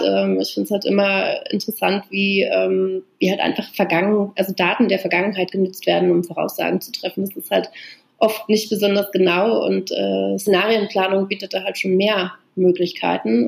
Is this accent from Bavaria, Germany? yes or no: no; Brandenburg, Germany; moved away as an adult; also born or lived in Berlin / Brussels / Boston / Paris; Also ich bin halt in Brandenburg äh, geboren und aufgewachsen, in so einem 500-Seelen-Ort